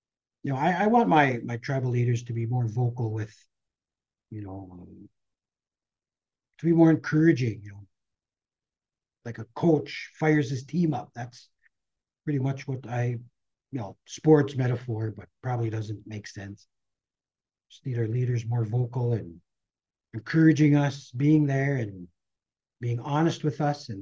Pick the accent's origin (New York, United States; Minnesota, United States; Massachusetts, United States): Minnesota, United States; Red Lake; growing up around Red Lake